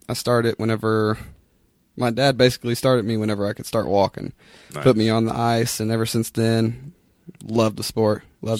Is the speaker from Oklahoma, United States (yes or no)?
yes; Oklahoma City, Oklahoma, United States; I grew up here in Oklahoma City. I went to PC North High School.